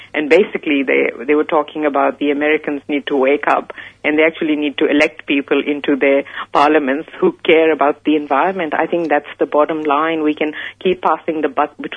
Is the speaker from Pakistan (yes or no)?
yes; Pakistan; moved away; I come from Pakistan originally. That's where I grew up.